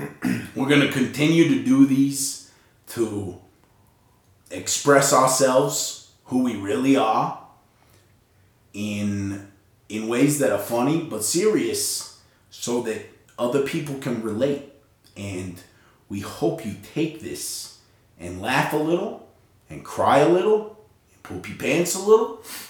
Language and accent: English; Utah, United States; We're from Utah. If you don't know where that's at, if you've ever heard of Las Vegas, we're sort of over that, in that region.